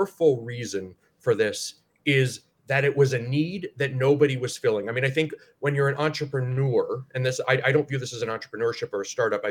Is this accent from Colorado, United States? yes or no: no; Northeast Ohio, United States; I'm from Northeast Ohio